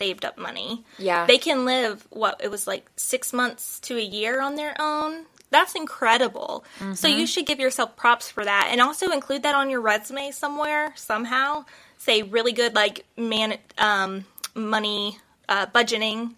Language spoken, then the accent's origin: English; United States; we're from America